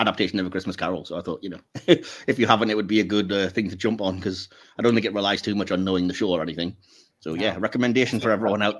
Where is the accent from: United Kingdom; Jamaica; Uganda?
United Kingdom; I'm British.